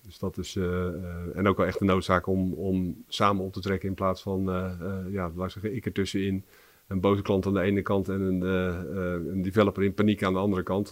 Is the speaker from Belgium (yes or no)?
no; Barendrecht, South Holland, Netherlands; also born or lived in Rotterdam; geboren in Rotterdam en opgegroeid in Barendrecht